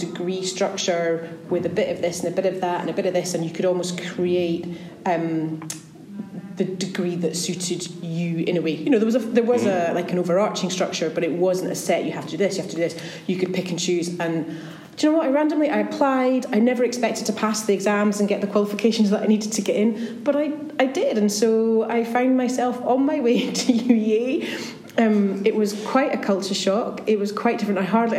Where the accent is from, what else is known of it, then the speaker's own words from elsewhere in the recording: Dundee, Scotland, United Kingdom; also born or lived in Norwich; I actually went to university in Norwich, which was quite a long way. I grew up in Dundee, and Norwich was quite a long way from Dundee.